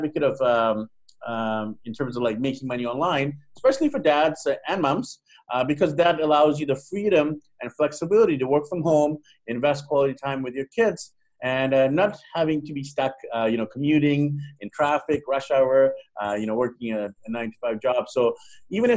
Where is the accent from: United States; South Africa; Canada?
Canada; Vancouver, British Columbia; I'm actually from Vancouver, Vancouver, BC, Canada